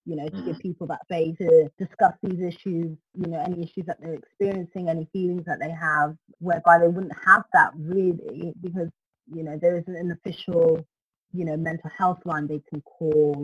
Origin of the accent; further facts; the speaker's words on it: Ethiopia; now in United Kingdom; I'm based in the UK and I was born in Ethiopia